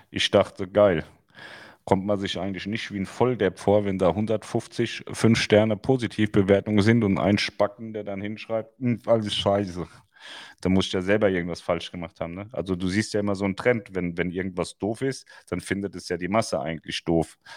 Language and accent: German; Styria, Austria; Ich bin aus der Steiermark. Wenn es näher wäre, gern.